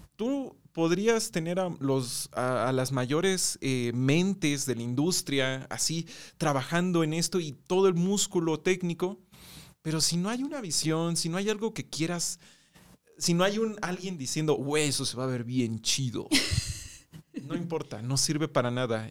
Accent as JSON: {"language": "Spanish", "country": "Mexico", "said": "nosotros también como mexicanos"}